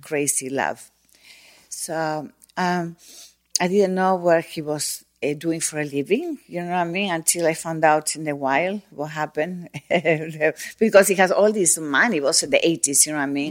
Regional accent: Buenos Aires, Argentina; moved away as an adult; also born or lived in Mexico; I'm from Buenos Aires

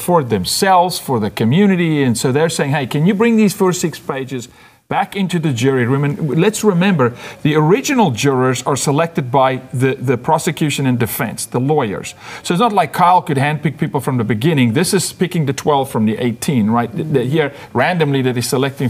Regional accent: South Africa; now in United States; I'm from South Africa

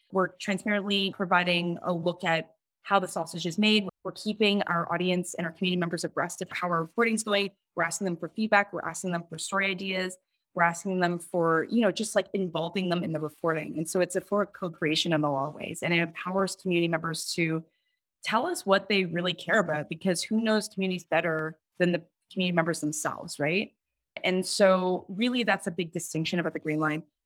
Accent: Toronto, Ontario, Canada; I'm somebody who is born and raised in Scarborough, who's a child of Hong Kong immigrants

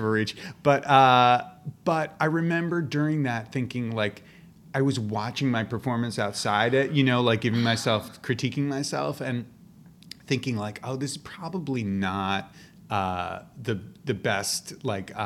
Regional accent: New York City, New York, United States; I grew up in New York City

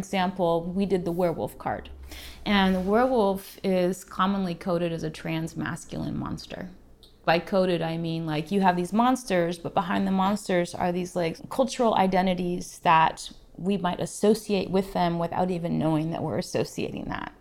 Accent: Alaska, United States; moved away as an adult; now in Portland, United States; I was born in the middle of nowhere in Alaska. Found my way to Portland in my mid 20s, and I've been here ever since.

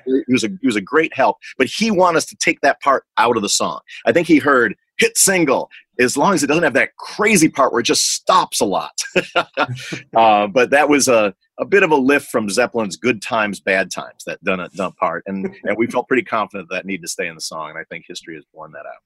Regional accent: Libertyville, Illinois, United States; my hometown of libertyville illinois

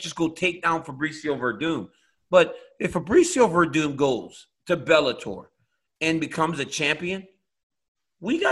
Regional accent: United States; I'm American. Yeah, in America, football belongs to us.

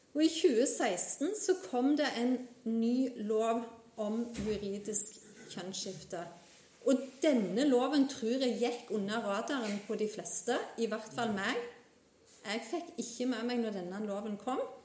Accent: Vigrestad, Rogaland, Norway; moved away as an adult; now in Namsos, Norway; jeg er opprinnelig fra Jæren, fra Vigrestad

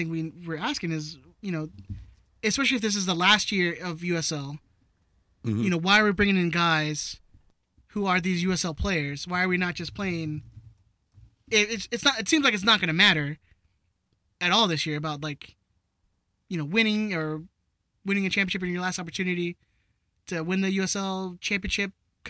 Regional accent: London, United Kingdom; I'm from London.

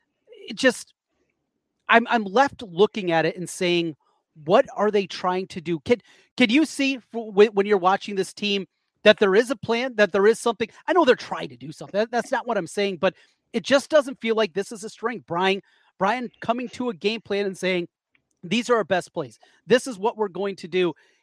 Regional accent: Iowa, United States; I'm from North Iowa, tons of Vikings fans around.

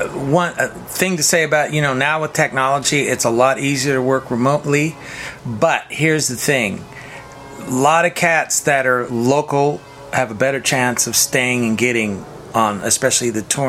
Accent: Sacramento, California, United States; I grew up in Northern California, in South Sacramento, smallish town.

